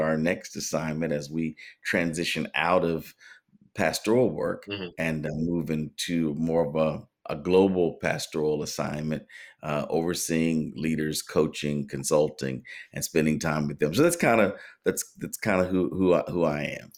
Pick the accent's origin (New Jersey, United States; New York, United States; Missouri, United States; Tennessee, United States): Tennessee, United States; moved away as an adult; also born or lived in Massachusetts; now in Norfolk, United States; we moved back to my home in Tennessee, and then here to Norfolk, Virginia